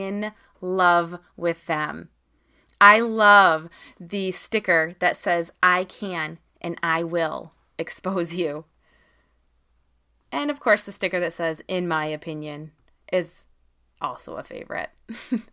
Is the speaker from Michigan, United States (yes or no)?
yes; Michigan, United States; here in Michigan, in my hometown here